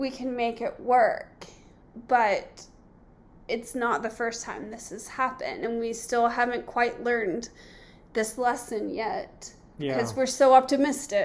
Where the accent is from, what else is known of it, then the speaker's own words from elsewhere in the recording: Southern California, United States; moved away as an adult; we're from Southern California